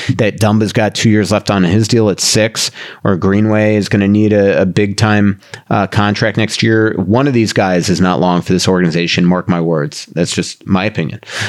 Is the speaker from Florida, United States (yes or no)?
yes; Boca Raton, Florida, United States; the town next to my hometown in Boca Raton